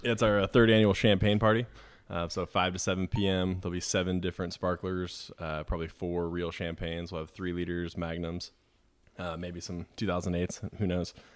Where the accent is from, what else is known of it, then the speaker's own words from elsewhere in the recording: Boise, Idaho, United States; also born or lived in Los Angeles / Eugene / Portland; now in Sonoma, United States; I was born in Los Angeles, but grew up in Boise, Idaho